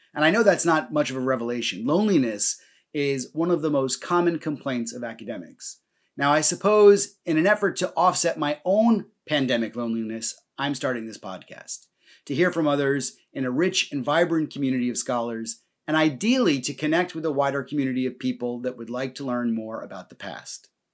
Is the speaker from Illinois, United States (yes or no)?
no; New Jersey, United States; moved away as an adult; also born or lived in London; now in Ireland; I grew up in New Jersey